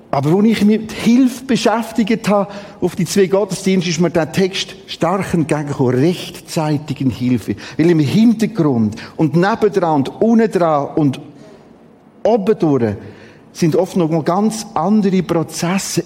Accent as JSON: {"language": "German", "country": "Switzerland", "said": "Wir haben die interessante Mentalität als Schweizer"}